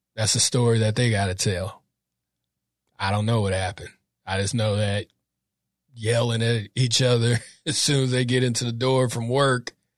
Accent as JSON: {"language": "English", "town": "Sacramento", "region": "California", "country": "United States", "tie": "born or raised there", "said": "I'm from Sac, North, North Sacramento. Um, grew up in a, a really Catholic back around, went to Catholic school from K to eight"}